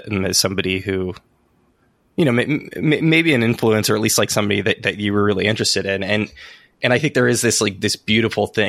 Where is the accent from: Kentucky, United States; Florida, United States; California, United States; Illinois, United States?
California, United States; San Francisco; moved away as an adult; also born or lived in Santa Cruz; I'm from San Francisco originally.